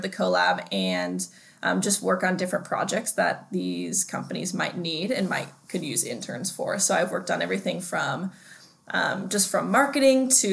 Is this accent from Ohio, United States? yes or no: no; Denver, Colorado, United States; now in Bend, United States; I'm from Denver, Colorado.